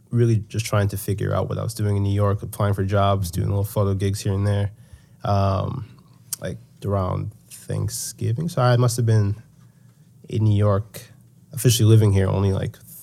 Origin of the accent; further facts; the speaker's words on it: Nigeria; we're Nigerian, so there's a lot of different things. Like when people pass away, usually they prefer to be buried at home. Um, so I knew that I was going to go to Nigeria